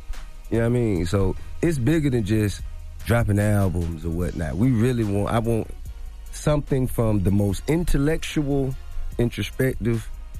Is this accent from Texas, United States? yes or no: no; New York, United States; I'm an old soul for one. Plus, I grew up in New York, you know what I'm saying?